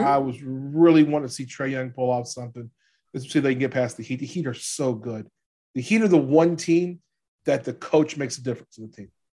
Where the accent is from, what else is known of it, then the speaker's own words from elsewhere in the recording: New Orleans, Louisiana, United States; I'm from New Orleans